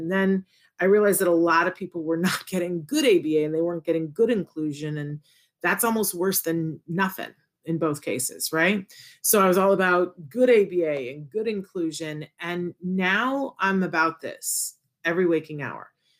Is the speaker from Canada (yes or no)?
no; Puerto Rico; born there; I was born in Puerto Rico and I very much want to go to Puerto Rico